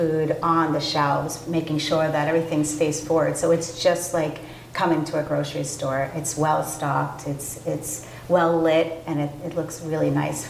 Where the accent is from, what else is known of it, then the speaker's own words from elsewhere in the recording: Holliston, Massachusetts, United States; moved away as an adult; now in Milford, United States; I'm not a resident of Franklin, but I'm a resident of Milford. Been there for 14 years, but I grew up in Holliston.